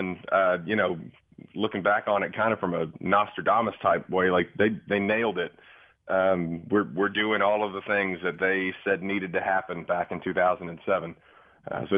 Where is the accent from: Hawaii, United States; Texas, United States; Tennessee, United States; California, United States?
Texas, United States; Dallas; I'm an East Dallas kid